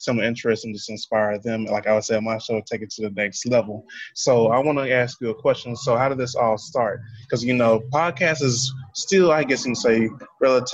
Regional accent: United States; I'm from the United States.

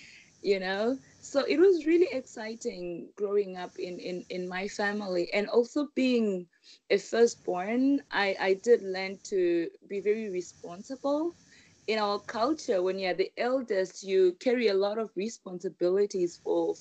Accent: Rusape, Manicaland, Zimbabwe; moved away as an adult; also born or lived in Guangzhou, China; now in Beijing, China; I grew up in a small city called Rusape, a city which is in between two big cities in Zimbabwe

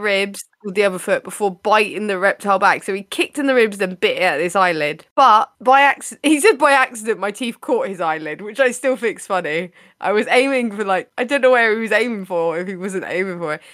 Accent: United Kingdom

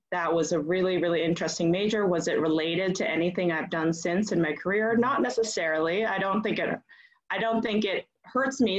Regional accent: Bangkok, Thailand; I grew up abroad. I grew up in Bangkok. My mother was Thai. My father was from is from Boston, a New Englander.

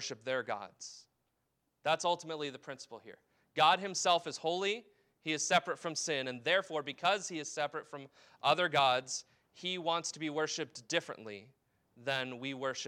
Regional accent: United States; as an American

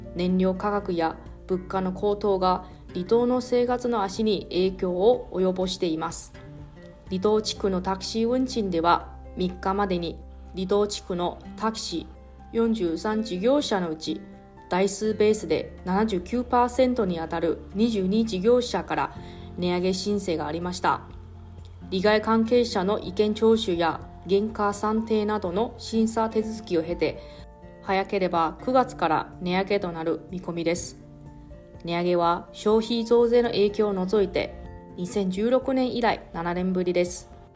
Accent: Taroko, eastern Taiwan, Hualien County, Taiwan; now in Okinawa, Japan; 地元の台湾の東部の景勝地タロコっていう場所

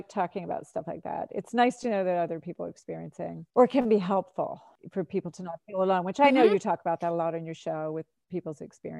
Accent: Florida, United States; now in New Hampshire, United States; I grew up in Florida. I baked in the sun all the time. I feel like I stayed out of the sun a lot coming to New Hampshire.

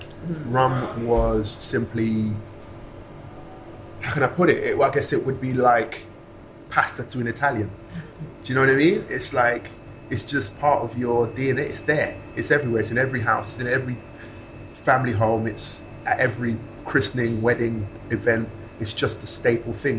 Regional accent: London, United Kingdom; I'm from West London

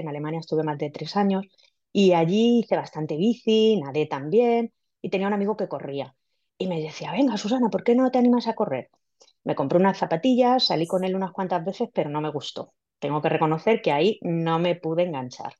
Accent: Villena, Valencian Community, Spain; yo soy de Villena, una ciudad en Alicante

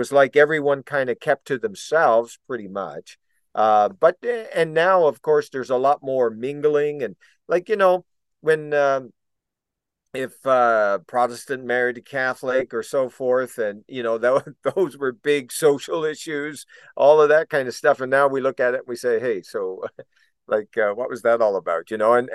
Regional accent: Foxtrap, Newfoundland and Labrador, Canada; I'm from Foxtrap.

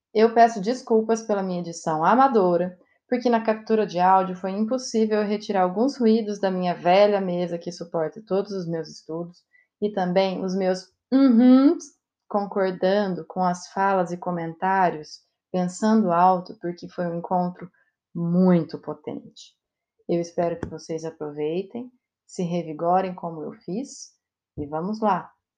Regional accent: Brazil; a gente é brasileiro

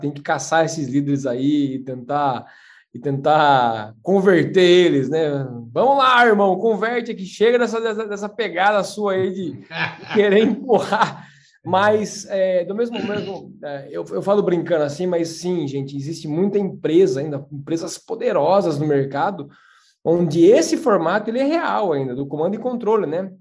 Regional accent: São Miguel Arcanjo, São Paulo, Brazil; moved away; Eu sou de São Miguel Arcanjo, interior de São Paulo

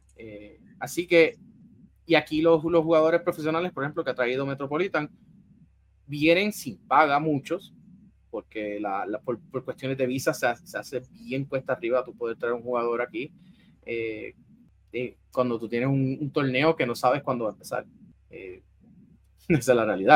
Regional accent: San Juan, Puerto Rico; yo vengo de, de las urbanizaciones privadas de San Juan, Guaynabo, de esa área

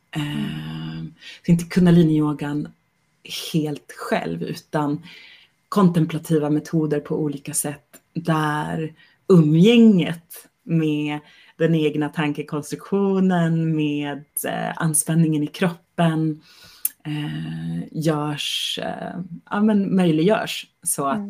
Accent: Sweden; jag är svensk kvinna

